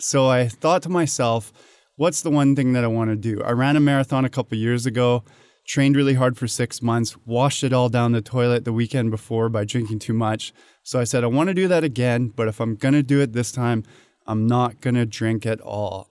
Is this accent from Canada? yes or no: yes; Canada; moved away as an adult; now in Hong Kong; I was born and raised in Canada